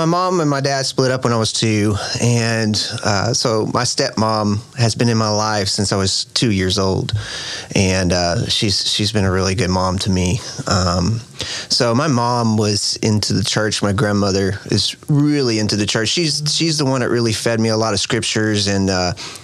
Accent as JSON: {"language": "English", "town": "Fort Worth", "region": "Texas", "country": "United States", "tie": "born or raised there", "said": "I'm originally from Fort Worth, still live in Fort Worth, born and raised, Fort Worth, Texas"}